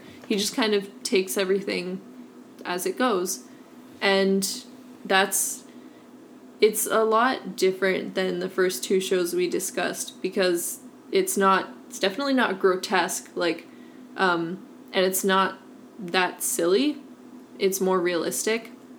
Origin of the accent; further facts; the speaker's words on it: Oregon, United States; we're both from Oregon